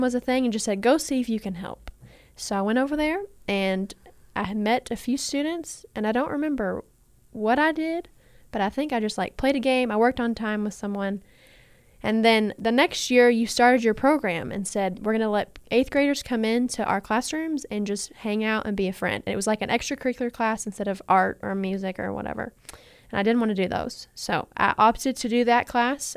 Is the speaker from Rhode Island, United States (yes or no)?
no; Owensboro, Kentucky, United States; I grew up in Owensboro.